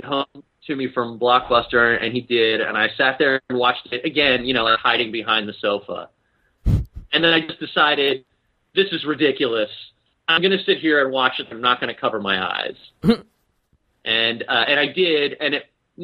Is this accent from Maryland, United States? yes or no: yes; Baltimore, Maryland, United States; now in Seattle, United States; where I grew up in Baltimore